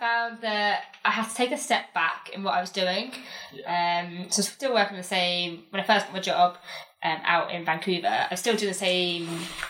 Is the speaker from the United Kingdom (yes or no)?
yes; England, United Kingdom; Yeah, that we are natives, like we are from England, but we have to do an English test.